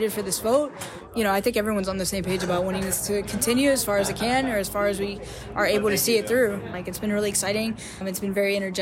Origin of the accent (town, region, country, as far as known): Kentucky, United States; moved away as an adult; now in Bloomington, United States